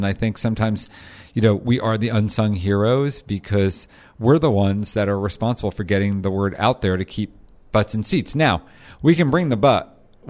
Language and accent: English; New Jersey, United States; And I was diehard Jew from Jersey, you know, like, you know, we went to the Jersey Shore on the weekends